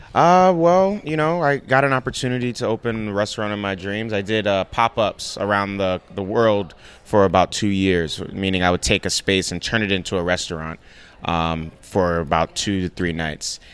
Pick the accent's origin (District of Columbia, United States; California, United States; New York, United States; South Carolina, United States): New York, United States; New York City; also born or lived in Nigeria; We grew up in the Bronx in a one bedroom apartment